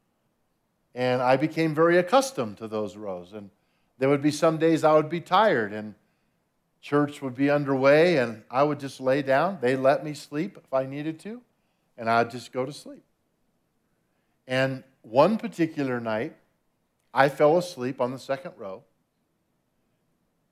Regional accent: Albuquerque, New Mexico, United States; I was born in Albuquerque, New Mexico

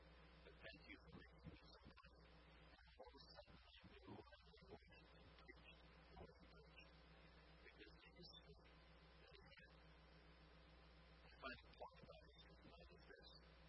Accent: California, United States; also born or lived in India; a difference that I was brought up in California and in India. It makes a difference.

